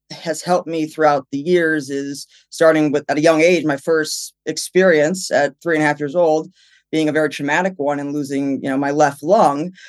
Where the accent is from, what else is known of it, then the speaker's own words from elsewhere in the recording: New Jersey, United States; now in California, United States; Even though I've been in California for six years, where are you from? New Jersey.